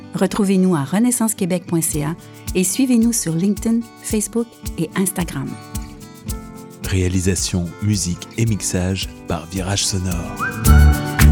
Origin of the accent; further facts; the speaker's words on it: Peru; French is a second language; moved away as an adult; now in Quebec, Canada; je viens de Pérou, j'ai viens de, mon pays avec mes deux enfants depuis de 15 ans